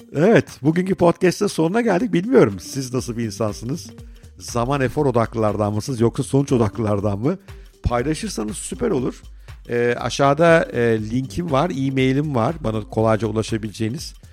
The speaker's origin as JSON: {"language": "Turkish", "region": "Ankara", "country": "Turkey", "tie": "born or raised there", "said": "çocukluğumu büyük bölümde Ankara'da geçirdim."}